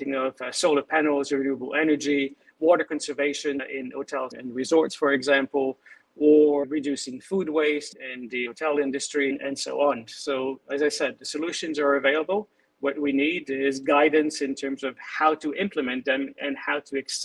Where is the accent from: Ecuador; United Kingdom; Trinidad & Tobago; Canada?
Canada; also born or lived in Montreal / Vancouver; I was born in Canada